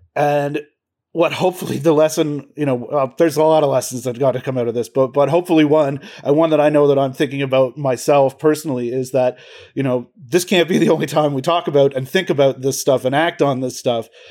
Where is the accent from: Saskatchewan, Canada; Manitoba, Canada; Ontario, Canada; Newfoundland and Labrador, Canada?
Ontario, Canada; Peterborough; also born or lived in Toronto; I went to York University, and I grew up in Peterborough